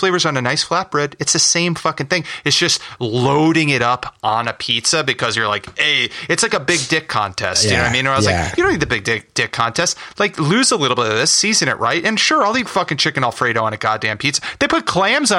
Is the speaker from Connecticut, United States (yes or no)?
no; River Edge, New Jersey, United States; Grew up with this place, baby. Fucking Green Papaya, River Edge, New Jersey